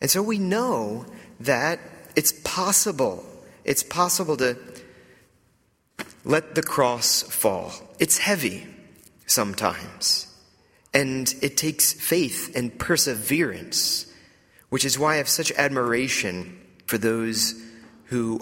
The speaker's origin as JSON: {"language": "English", "town": "Atlanta", "region": "Georgia", "country": "United States", "tie": "born or raised there", "also_born_or_lived": "New York", "moved": "as an adult", "said": "I grew up in the Bible Belt in Atlanta, Georgia, in the outskirts of Atlanta"}